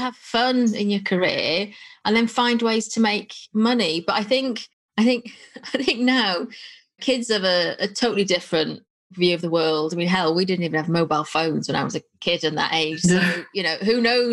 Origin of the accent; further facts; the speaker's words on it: North Wales, United Kingdom; I'm from North Wales